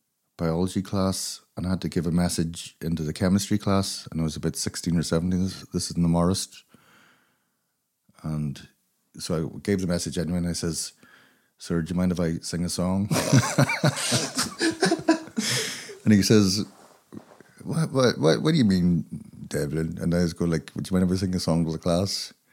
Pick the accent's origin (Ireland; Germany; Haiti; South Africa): Ireland; Limerick, Munster; also born or lived in Craigavon / Dundalk / Belfast; Well, I was born in Limerick, and I lived in all the best places in Ireland, like Craigavon, Limerick, Dundalk in the 80s, Belfast during the Troubles, so it's all the scenic spots.